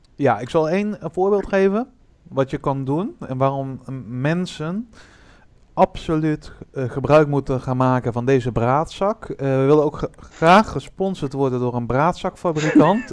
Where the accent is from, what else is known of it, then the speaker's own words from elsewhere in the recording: Breda, North Brabant, Netherlands; ik kom uit Breda